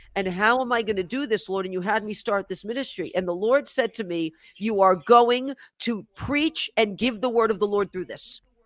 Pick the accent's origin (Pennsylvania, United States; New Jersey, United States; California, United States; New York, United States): New York, United States; New York City; moved away; I'm originally from the Bronx